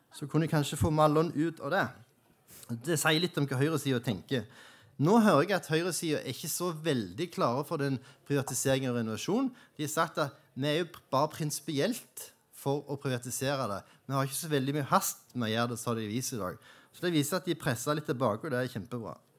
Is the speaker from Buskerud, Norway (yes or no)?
no; Jæren, Rogaland, Norway; now in Oslo, Norway; jeg kommer fra Jæren